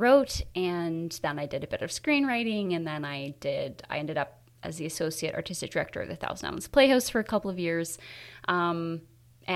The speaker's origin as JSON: {"language": "English", "town": "Kingston", "region": "Ontario", "country": "Canada", "tie": "born or raised there", "said": "I'm from Kingston, so mm-hmm. I got my start at Kingston School of Dance, and I did my first play"}